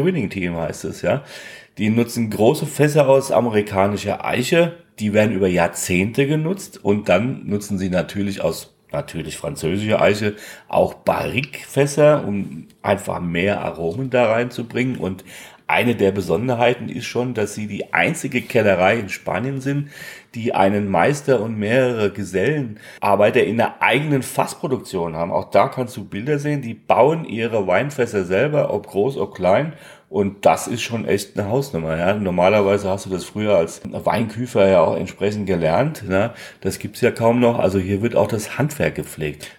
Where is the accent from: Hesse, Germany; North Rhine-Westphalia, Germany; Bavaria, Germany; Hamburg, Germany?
Hesse, Germany; Darmstadt; von meiner Heimatstadt ist, nämlich von Darmstadt